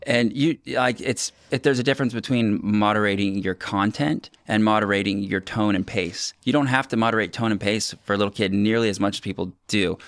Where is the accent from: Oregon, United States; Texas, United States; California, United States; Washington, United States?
Washington, United States; Ocean Park; I grew up on Ocean Park